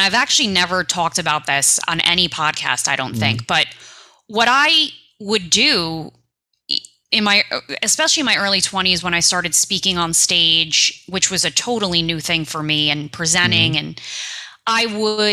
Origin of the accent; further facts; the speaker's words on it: New York City, New York, United States; I'm a kid from New York City